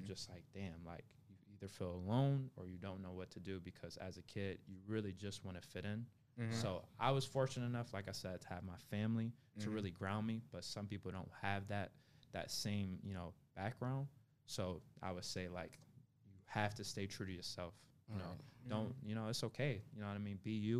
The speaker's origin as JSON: {"language": "English", "town": "Memphis", "region": "Tennessee", "country": "United States", "tie": "born there", "said": "I was born in Memphis."}